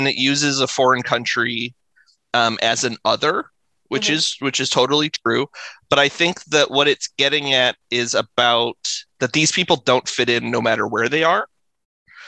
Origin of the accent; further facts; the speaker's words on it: Quebec, Canada; I grew up in Quebec and my French sucks